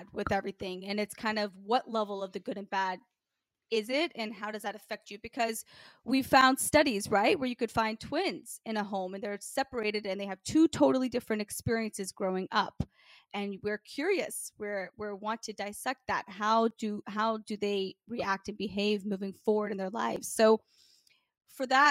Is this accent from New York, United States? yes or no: no; Memphis, Tennessee, United States; Growing up in Memphis, Tennessee was certainly a very challenging life